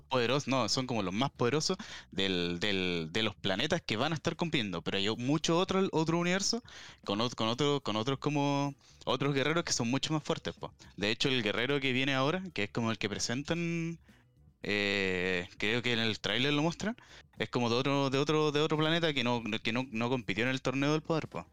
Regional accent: Chile; aquí en, en Chile

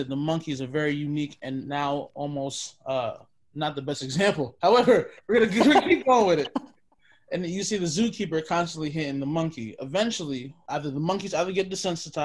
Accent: New York City, New York, United States; now in Ohio, United States; I'm currently living in Ohio, but I'm originally from Brooklyn, New York

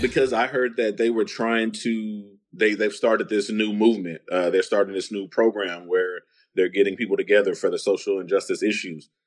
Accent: San Antonio, Texas, United States; I was growing up on the East Side

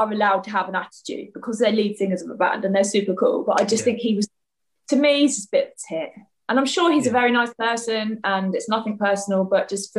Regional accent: near Brighton, South East England, United Kingdom; I grew up near Brighton, but it was in a village. So it was kind of in the sticks, but then Brighton's really close. So that was kind of our main town.

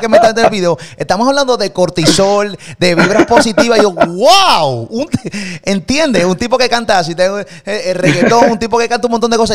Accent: Puerto Rico; de Puerto Rico

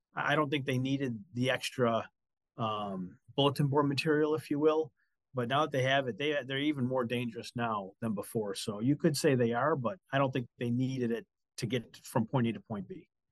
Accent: Buffalo, New York, United States; I'm from Western New York, Buffalo.

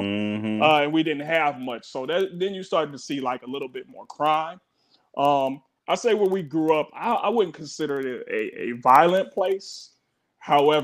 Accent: Park Forest, Illinois, United States; also born or lived in Chicago; We moved from the Wild Hundreds when I was probably like 6 or 7. So moved to Park Forest

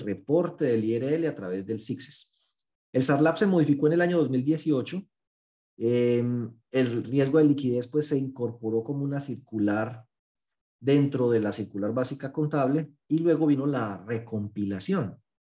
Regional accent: Paisa region, Antioquia, Colombia; yo soy muy exagerado como buen paisa

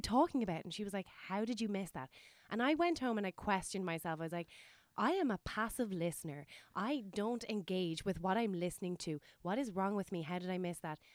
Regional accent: Waterford, Munster, Ireland; my hometown Waterford

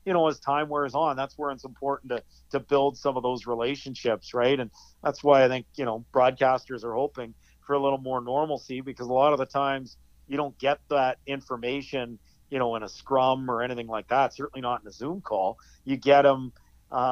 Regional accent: Edmonton, Alberta, Canada; moved away as an adult; now in Ottawa, Canada; I grew up in Edmonton

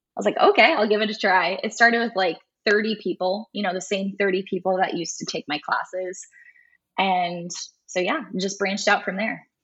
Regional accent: Farley, Iowa, United States; Dubuque is about 20 minutes away from my hometown

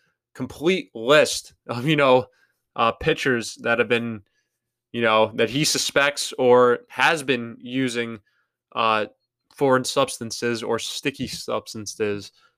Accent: New York, United States; being a New Yorker

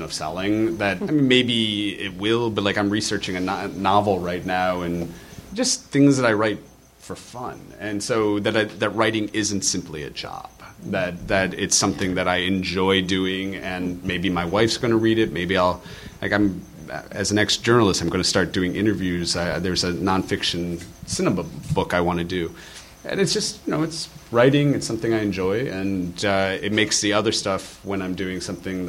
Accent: Michigan, United States; now in Los Angeles, United States; I'm from Michigan. It's all blue-collar background

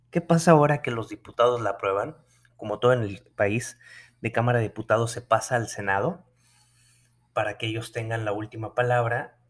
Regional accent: Nuevo León, Mexico; mi tierra, Nuevo León

